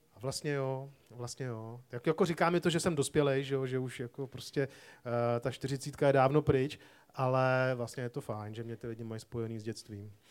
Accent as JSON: {"language": "Czech", "region": "Prague", "country": "Czechia", "tie": "born or raised there", "said": "Já jsem vyrůstal tady v Praze"}